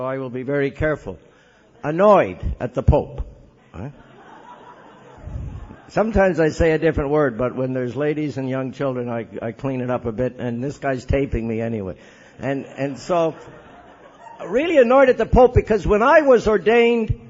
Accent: Montreal, Quebec, Canada; I was born in Montreal

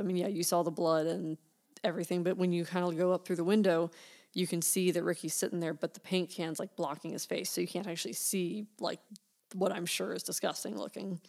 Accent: United States; accent: American; our accents are boring and dull.

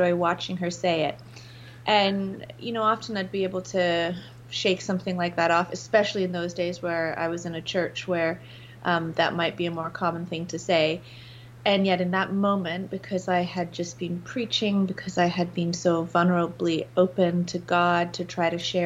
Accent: England, United Kingdom; I grew up in England

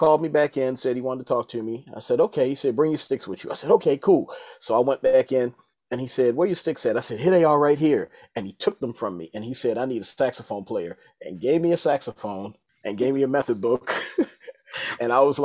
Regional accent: Baltimore, Maryland, United States; I'm originally from Baltimore, Maryland

